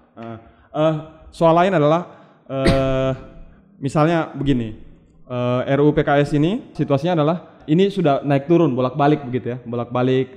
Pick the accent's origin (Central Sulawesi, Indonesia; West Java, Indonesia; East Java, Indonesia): Central Sulawesi, Indonesia; Palu; saya besar di, di, di Palu